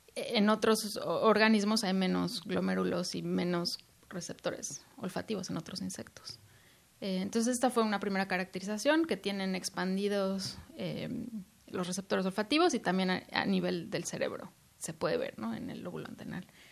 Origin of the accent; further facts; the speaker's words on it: Mexico; moved away; estoy muy orgullosa de ser mexicana